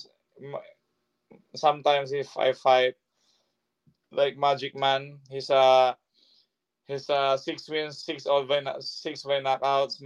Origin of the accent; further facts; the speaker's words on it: Philippines; I'm a Filipino striker